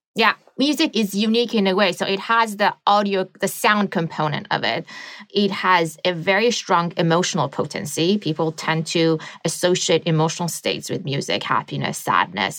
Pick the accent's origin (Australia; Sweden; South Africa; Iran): Iran; moved away; I grew up in the Middle East